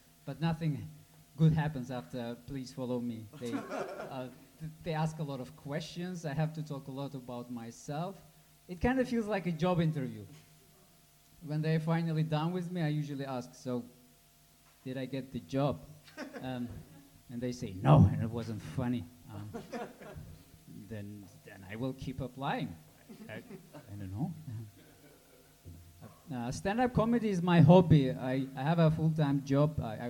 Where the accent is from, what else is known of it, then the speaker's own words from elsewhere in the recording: Uzbekistan; And, I'm from Uzbekistan.